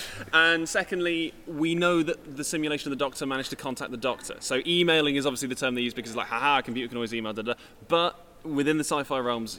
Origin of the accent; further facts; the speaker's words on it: Congleton, North West England, United Kingdom; I'm from Congleton.